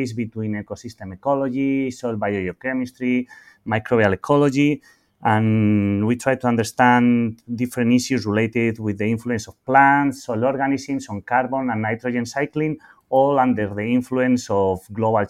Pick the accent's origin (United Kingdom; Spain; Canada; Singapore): Spain; my home country in Spain